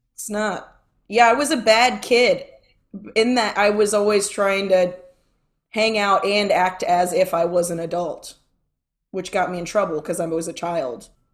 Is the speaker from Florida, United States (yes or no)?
yes; Florida, United States; I'm from Florida, and I'm not from California